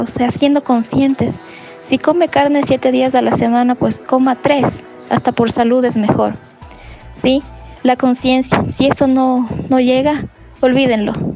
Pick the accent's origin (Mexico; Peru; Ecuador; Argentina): Ecuador; Ibarra, Imbabura; yo soy de Ibarra